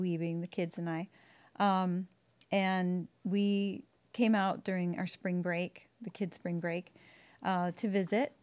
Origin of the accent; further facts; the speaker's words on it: Waukesha, Wisconsin, United States; moved away; I grew up in Waukesha, Wisconsin